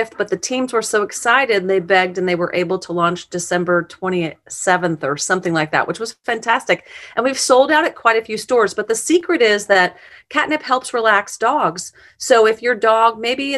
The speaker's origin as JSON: {"language": "English", "area": "a farm outside of Omaha", "region": "Nebraska", "country": "United States", "tie": "born or raised there", "also_born_or_lived": "Sterling, Illinois", "moved": "yes", "lives_now": "Kansas City, United States", "said": "A little farm outside of Nebraska, outside of Omaha. So I grew up"}